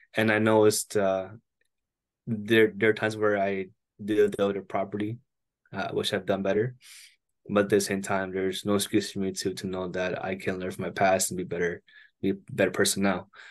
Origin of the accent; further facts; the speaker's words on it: Toronto, Ontario, Canada; I'm hailing from Toronto, Canada, up at the north border